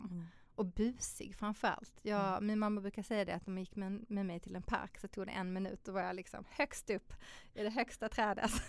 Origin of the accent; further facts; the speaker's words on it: Malmö, Skåne, Sweden; men om man tänker annars då så är jag uppvuxen i Malmö med eh, min mamma och pappa, mina två systrar.